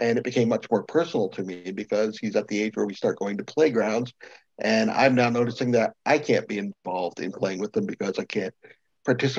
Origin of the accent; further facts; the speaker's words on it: Colchester, Vermont, United States; I'm actually from Colchester, but I work at the Vermont Center for Independent Living in our Burlington office.